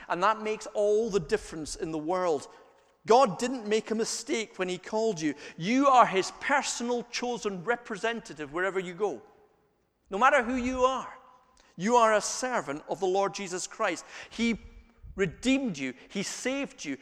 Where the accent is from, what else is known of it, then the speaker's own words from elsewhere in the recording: Scotland, United Kingdom; We're Scottish